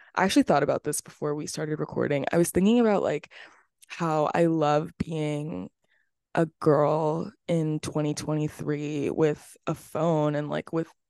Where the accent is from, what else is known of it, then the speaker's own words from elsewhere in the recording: Florida, United States; I was born in Florida.